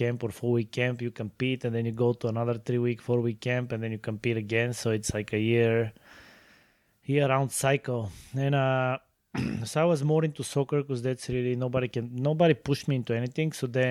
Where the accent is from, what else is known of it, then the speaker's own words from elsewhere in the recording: Sofia, Sofia City, Bulgaria; Well, I was born and raised in Bulgaria, in the city of Sofia.